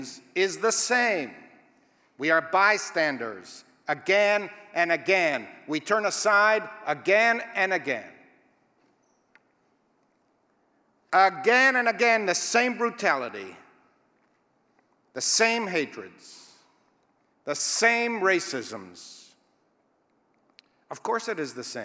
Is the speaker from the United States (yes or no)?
no; Israel; I was taught as a youth growing up in Israel